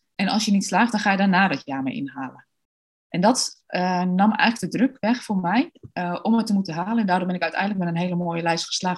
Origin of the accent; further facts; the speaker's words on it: Deventer, Overijssel, Netherlands; also born or lived in Australia; Ik ben geboren en getogen in Deventer